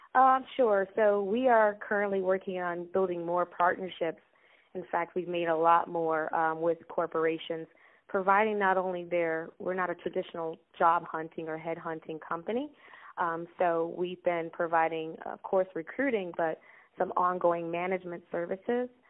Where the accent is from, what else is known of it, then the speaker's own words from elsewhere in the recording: Chicago, Illinois, United States; I am Chicago native. Um, I was born on the South Side, um, and uh, I currently live in the Chicagoland area too